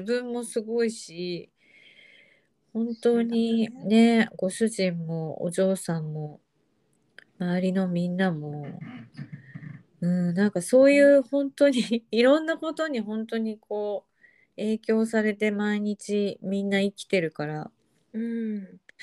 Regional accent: Japan; born or raised there; accent: standard Japanese

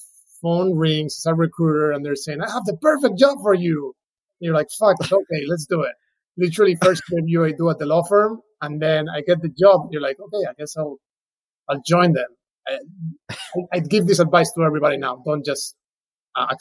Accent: Spain; English is a second language; moved away as an adult; now in United States; I'm originally from Spain, moved to the U.S., in 2005 to do an LLM

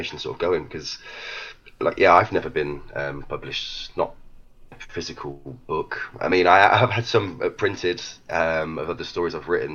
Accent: Leicester, East Midlands, United Kingdom; I'm from Leicester in the UK

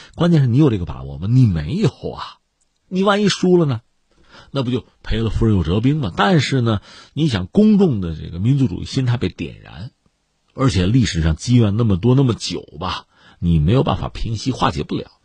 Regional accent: China; 我们中国人

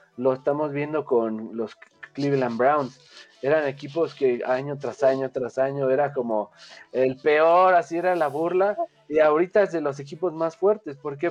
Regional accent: Mexico; como mexicano digo

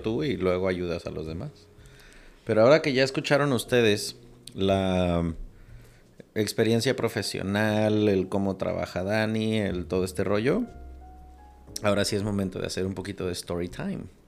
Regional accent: Mexico; Aquí a los niños desde los tres años les damos dulces que pican.

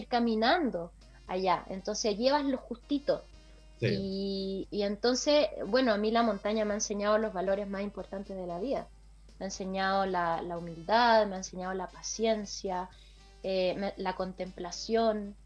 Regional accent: Chile; de Chile

